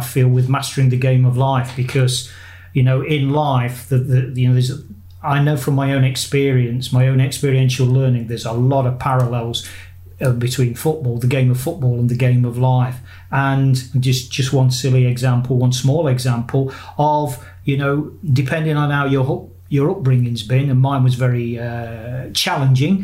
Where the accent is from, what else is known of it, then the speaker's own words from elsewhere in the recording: Nottingham, East Midlands, United Kingdom; moved away; when I do come back to England and my hometown of Nottingham